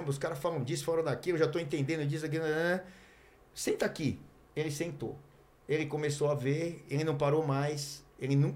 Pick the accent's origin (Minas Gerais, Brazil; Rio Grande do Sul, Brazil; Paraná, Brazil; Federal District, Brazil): Paraná, Brazil; Curitiba; É, eu sou de Curitiba, eu vim aqui para São Paulo